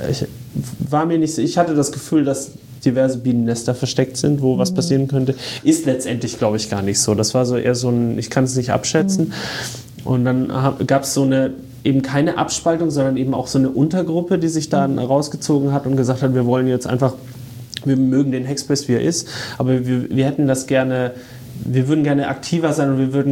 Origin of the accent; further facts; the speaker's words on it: Würzburg, Bavaria, Germany; moved away as an adult; also born or lived in Dortmund; ich bin ursprünglich aus Würzburg. Würzburg. Würzburg und habe dann in Baden. Dortmund studiert.